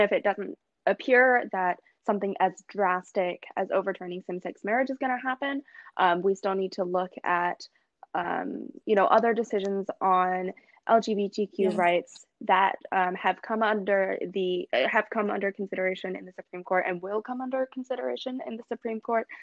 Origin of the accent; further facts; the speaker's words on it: South Carolina, United States; I'm from South Carolina